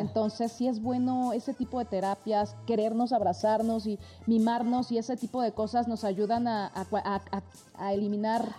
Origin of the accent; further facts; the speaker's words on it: Mexico; muchos mexicanos más que nos honran